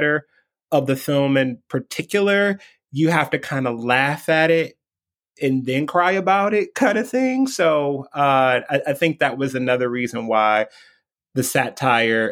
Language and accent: English; Detroit, Michigan, United States; moved away as an adult; also born or lived in East Coast; born and raised in Detroit, left for 15 years